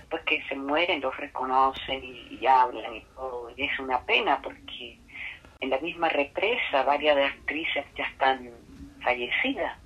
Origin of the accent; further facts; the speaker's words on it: Chile; moved away; also born or lived in Venezuela; Uno aprende ya como chileno a hablar en voz alta